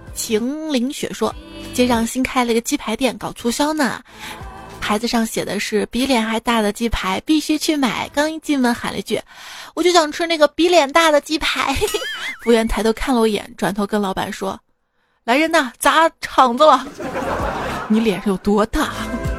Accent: Shaanxi, China; 在我们陕西，你会发现凉皮儿分什么汉中凉皮儿、岐山凉皮儿、米皮儿、面皮儿、粗粉儿什么的。

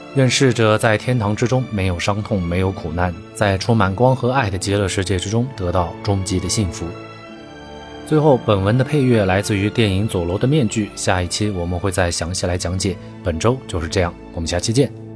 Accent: Kunming, Yunnan, China; moved away; also born or lived in Guangzhou; 始发地是我的家乡

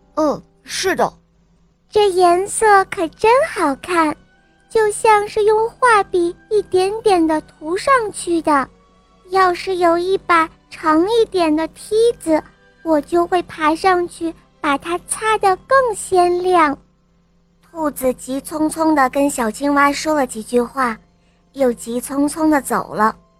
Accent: Kaifeng, Henan, China; 我五十九个月了，我来自河南开封

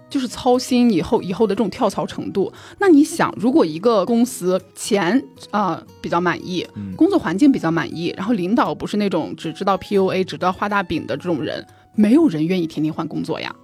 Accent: Jinan, Shandong, China; moved away as an adult; now in Hangzhou, China; 济南在二零一九年之前，它是没有地铁的。嗯。而且二零一九年的时候，我都已经二十六岁了，对。都已经离开那里了

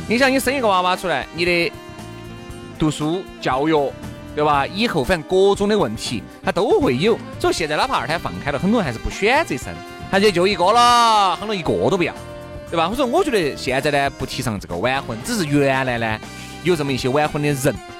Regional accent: China; 一听到我们是中国人

